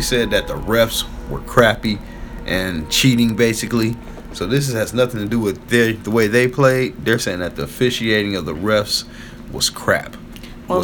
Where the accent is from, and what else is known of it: Michigan, United States